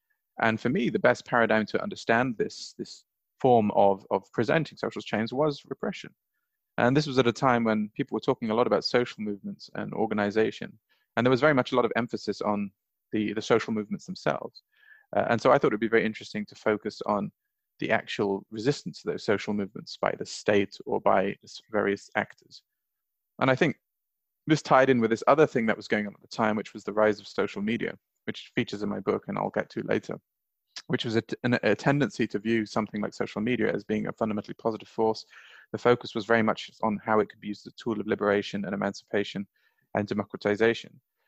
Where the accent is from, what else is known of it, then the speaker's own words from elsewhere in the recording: Bahrain; also born or lived in Saudi Arabia; I grew up in Bahrain and Saudi Arabia. I lived there as a child and a teenager. So for me, it's the place that I feel that I belong.